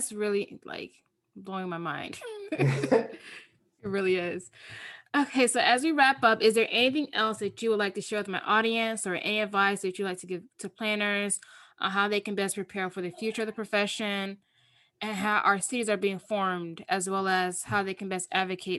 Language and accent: English; the South, United States; now in New York City, United States; growing up in the South, respect to your elders, and then you're like over your elders.